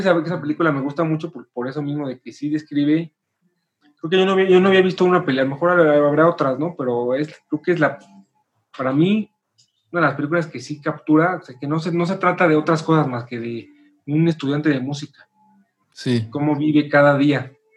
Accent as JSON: {"language": "Spanish", "country": "Mexico", "said": "somos mexicanos, todos somos compositores"}